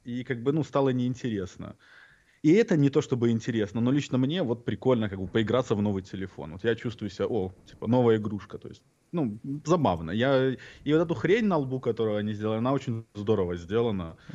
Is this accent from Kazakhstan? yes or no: no; Belarus; moved away; детство, отрочество в Беларуси